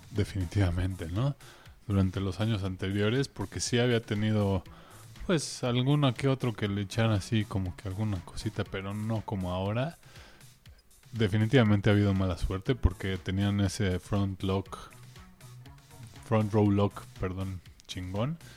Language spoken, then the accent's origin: Spanish; Mexico; como mexicanos la disfrutamos mucho más cuando estuvo ahí